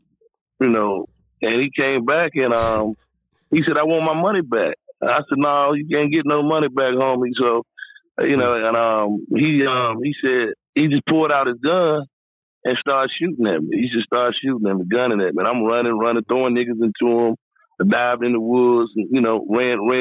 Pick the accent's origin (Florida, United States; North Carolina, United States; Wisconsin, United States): North Carolina, United States; Raleigh; moved away as an adult; now in California, United States; I grew up in Raleigh, Durham, North Carolina